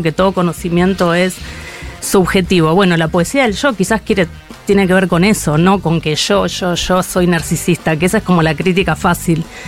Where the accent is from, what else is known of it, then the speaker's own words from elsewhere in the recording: Mendoza, Argentina; moved away as an adult; now in Buenos Aires, Argentina; nací en Mendoza en 1973